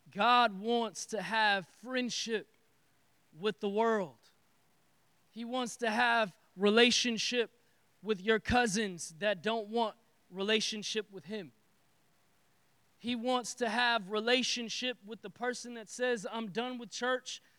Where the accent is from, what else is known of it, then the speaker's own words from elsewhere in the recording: Detroit, Michigan, United States; I am from Detroit